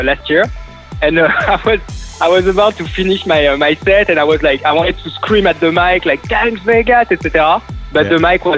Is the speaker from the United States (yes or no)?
no; Paris, Île-de-France, France; So I'm in Paris right now. I'm in my hometown